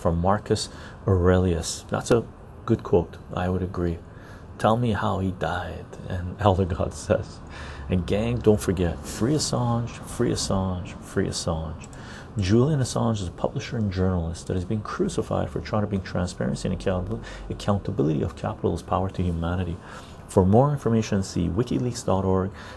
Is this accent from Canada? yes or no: yes; West Coast Canada, Canada; also born or lived in Iran; I consider myself to be a West Coast Canadian. I've spent most of my life here.